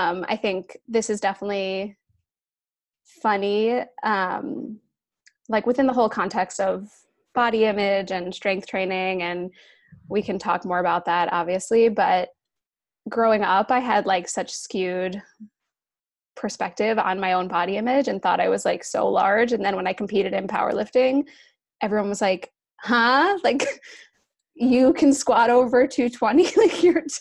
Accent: New Jersey, United States; moved away as an adult; also born or lived in New York City; I grew up in Jersey, but I moved to the city.

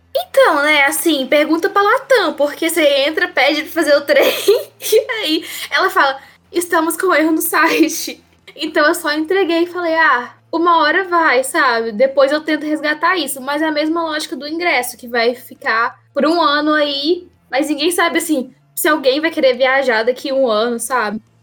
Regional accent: Minas Gerais, Brazil; como boa mineira que sou

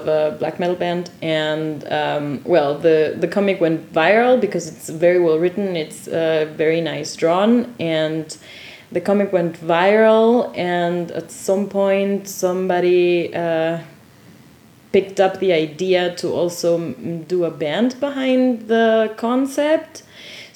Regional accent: Quito, Pichincha, Ecuador; now in Dortmund, Germany; while being in my hometown

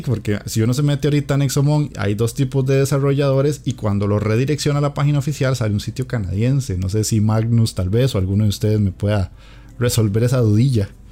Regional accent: Costa Rica; aquí en mi país

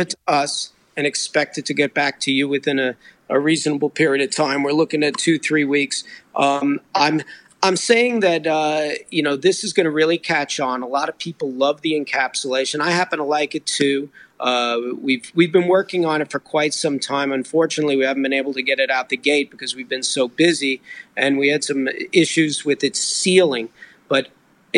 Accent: New Jersey, United States; also born or lived in New York City; I was born in New York, the city, but I grew up just across the river in New Jersey

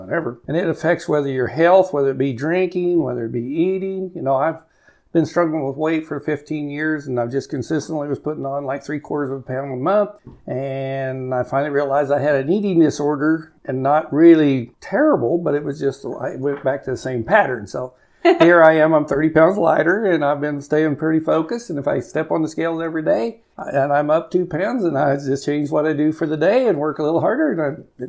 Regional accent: Cimarron, Kansas, United States; also born or lived in Garden City, Kansas; I grew up in Cimarron, went to high school there

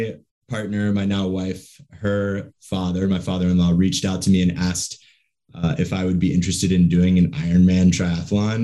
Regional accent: South Carolina, United States; moved away as an adult; now in Oakland, United States; I live in Oakland, in the East Bay, but I'm originally from South Carolina. Grew up in South Carolina, went to college in South Carolina

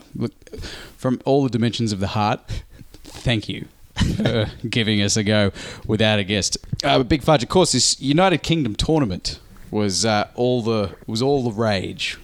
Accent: Australia; us being Australian

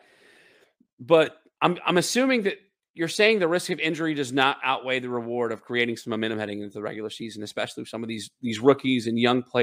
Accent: the South, United States; I'm from the South

